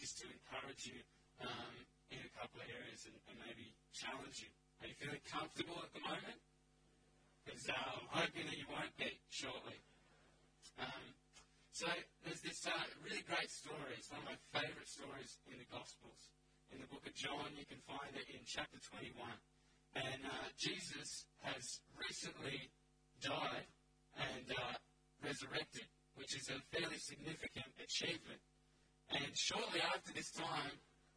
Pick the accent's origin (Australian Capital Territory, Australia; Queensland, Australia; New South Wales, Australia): Australian Capital Territory, Australia; Canberra; moved away as an adult; now in Central Coast, Australia; I grew up, born and raised in Canberra